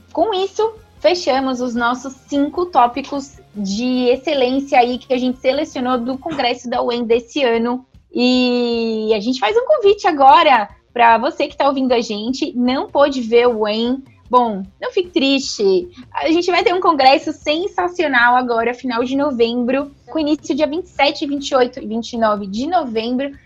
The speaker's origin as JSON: {"language": "Portuguese", "country": "Brazil", "said": "a gente é, brasileiro"}